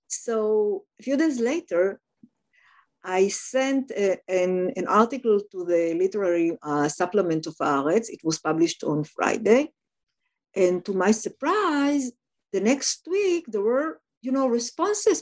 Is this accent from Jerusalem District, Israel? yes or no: no; Tel Aviv, Tel Aviv District, Israel; moved away; I was born and raised in Tel Aviv, in Israel, in Tel Aviv, um, the first Hebrew city